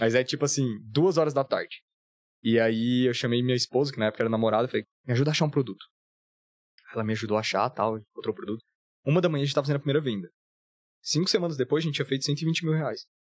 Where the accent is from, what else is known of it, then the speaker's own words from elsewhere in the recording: Goiânia, Goiás, Brazil; moved away as an adult; also born or lived in Florianópolis; eu sou de Goiânia